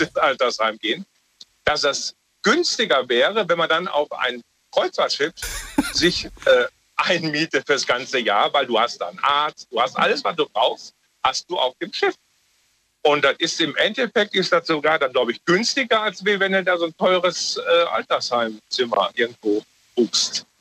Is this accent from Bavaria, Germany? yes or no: no; Ruhr area, North Rhine-Westphalia, Germany; bei uns im Ruhrgebiet